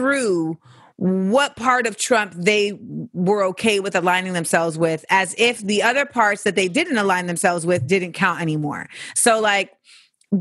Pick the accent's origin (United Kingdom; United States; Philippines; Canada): United States; Florida; moved away as an adult; I grew up in Florida from like 8 to 18